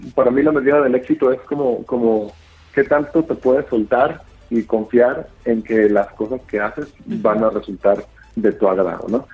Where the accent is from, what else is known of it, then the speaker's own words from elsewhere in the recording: Guadalajara, Jalisco, Mexico; now in Mexico City, Mexico; yo soy de Guadalajara, este, crecido en los 80 y los 90